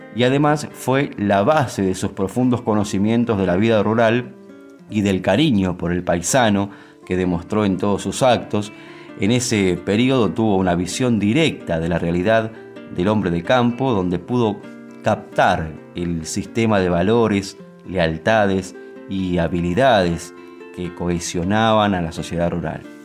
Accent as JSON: {"language": "Spanish", "country": "Argentina", "said": "nos identifica como argentinos"}